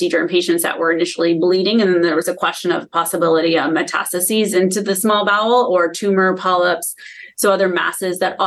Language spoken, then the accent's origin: English; Vermont, United States; moved away as an adult; now in Cleveland, United States; I'm actually from Vermont. I came here in 2011